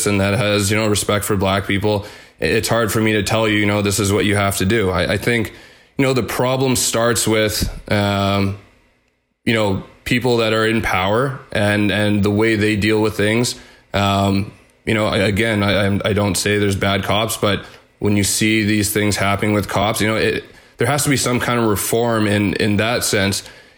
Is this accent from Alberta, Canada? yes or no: no; Winnipeg, Manitoba, Canada; growing up in Winnipeg